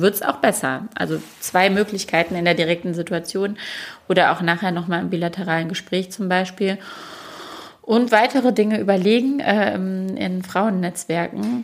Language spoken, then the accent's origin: German; Duisburg, North Rhine-Westphalia, Germany; moved away; ich bin in Duisburg groß geworden